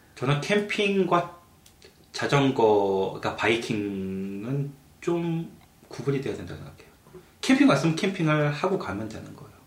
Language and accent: Korean; South Korea; now in Canada; 저희는 한국 사람들은